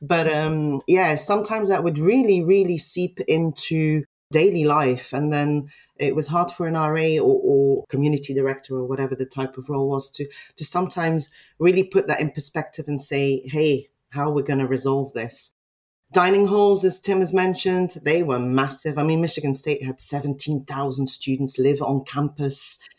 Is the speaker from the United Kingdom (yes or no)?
no; Belgium; moved away; I came from Belgium. I was put in a small hall of residence with all the international students.